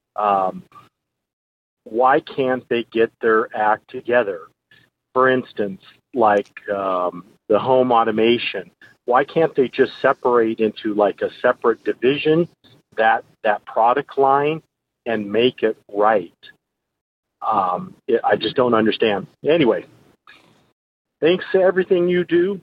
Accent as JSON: {"language": "English", "town": "Cupertino", "region": "California", "country": "United States", "tie": "born or raised there", "also_born_or_lived": "Sunnyvale, California", "moved": "yes", "lives_now": "Albuquerque, United States", "said": "I grew up in Cupertino, Sunnyvale"}